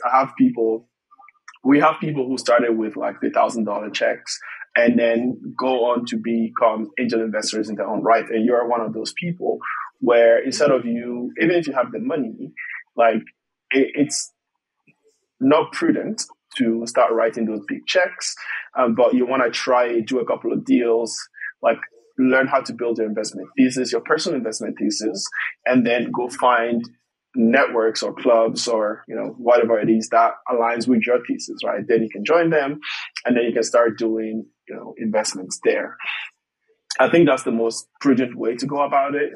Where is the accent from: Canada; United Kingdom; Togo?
Togo; moved away as an adult; also born or lived in Ireland; I'm from Togo originally, uh, born and raised